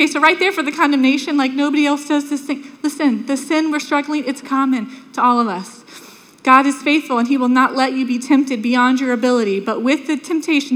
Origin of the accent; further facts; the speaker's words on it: Sanford, United States; When I was a little girl, we grew up in Sanford